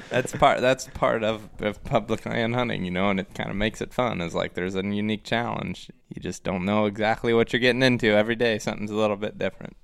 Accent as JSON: {"language": "English", "region": "Ohio", "country": "United States", "moved": "yes", "lives_now": "Iowa, United States", "said": "I'm from Ohio. live in Iowa now."}